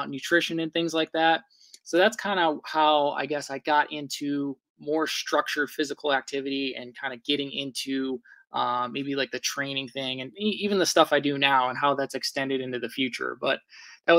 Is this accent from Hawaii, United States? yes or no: no; Ohio, United States; I live in an area, I'm from Ohio